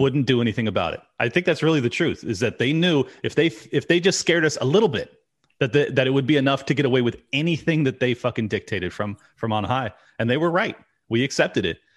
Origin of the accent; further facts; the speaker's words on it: California, United States; I'm born and raised California